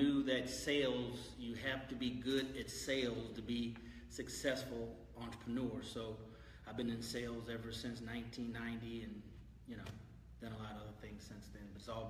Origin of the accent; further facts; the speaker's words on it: San Francisco, California, United States; moved away as an adult; now in Houston, United States; born and raised San Francisco, California. Right. Mom and dad, they were hardworking individuals. Moved to Houston in 1985 because I wanted to have a black cultural experience